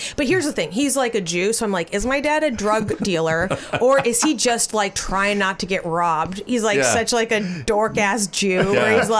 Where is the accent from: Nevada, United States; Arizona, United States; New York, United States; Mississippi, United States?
Arizona, United States; we're from Arizona